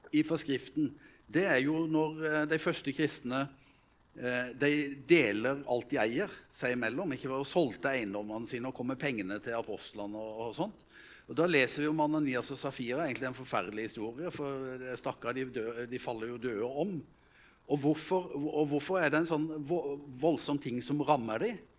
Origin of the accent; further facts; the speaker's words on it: Vegårshei, Agder, Norway; moved away; hjemme på Vegårshei, der jeg kommer fra